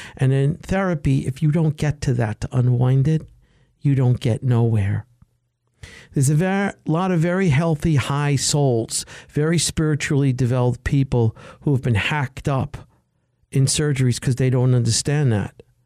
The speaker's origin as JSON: {"language": "English", "country": "United States", "said": "I'm an American"}